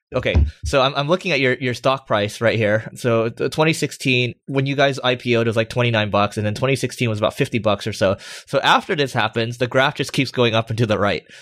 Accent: United States; accent: American; my American accent

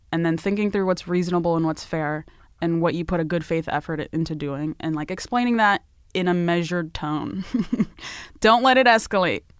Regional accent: Northern Virginia, United States; also born or lived in Ethiopia; I was born in Ethiopia, but I grew up mostly in the Northern Virginia, D C area.

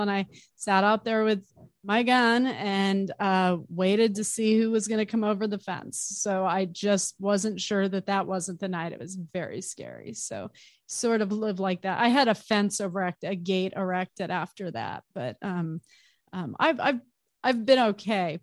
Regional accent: Arizona, United States; I grew up in Arizona

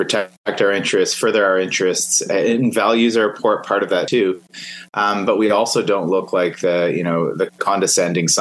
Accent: Canada

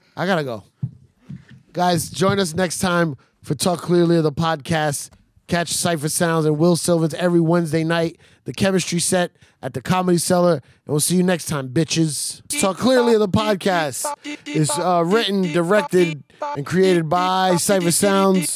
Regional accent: New York City, New York, United States; I'm American. I'm a New Yorker. That's who the fuck I am. From New York City

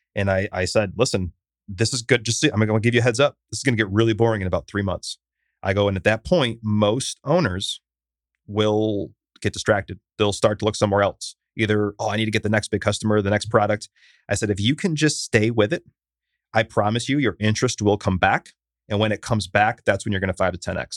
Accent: Syracuse, New York, United States; now in Austin, United States; I'm from Syracuse, which is not large

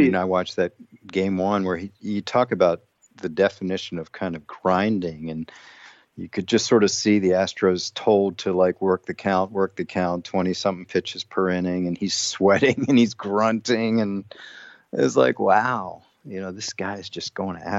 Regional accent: Washington, District of Columbia, United States; I'm claiming Nationals fandom because I grew up, born and raised in Washington, D.C. without a team.

